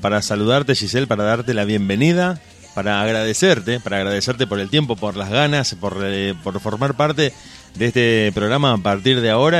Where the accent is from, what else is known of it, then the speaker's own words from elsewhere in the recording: Argentina; somos argentinos